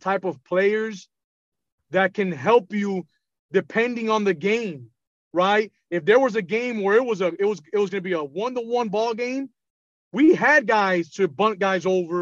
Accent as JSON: {"language": "English", "town": "Miami", "region": "Florida", "country": "United States", "tie": "born or raised there", "said": "So I'm from Miami. I'm born and raised in Miami. I've never left Miami."}